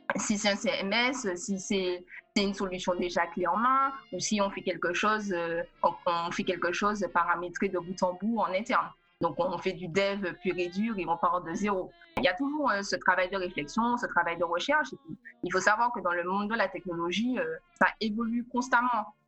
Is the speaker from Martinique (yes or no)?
yes; Martinique; also born or lived in Paris; now in New York, United States; Je suis originaire de la Martinique